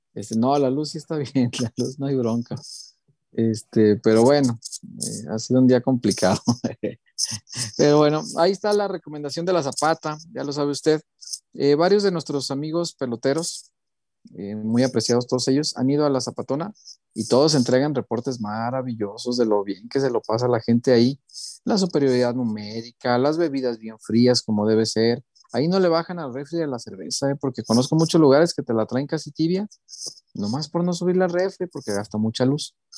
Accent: Mexico

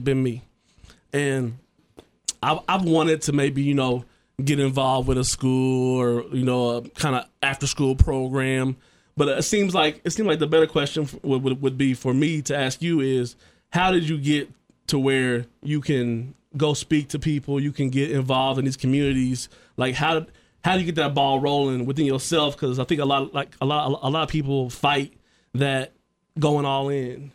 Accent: Trotwood, Ohio, United States; I grew up in Troutwood

